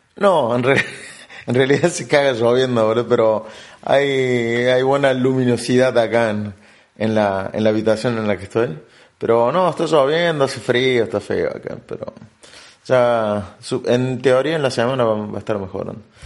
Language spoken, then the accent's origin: Spanish; Argentina; moved away as an adult; also born or lived in Berlin; de donde yo vengo, de Argentina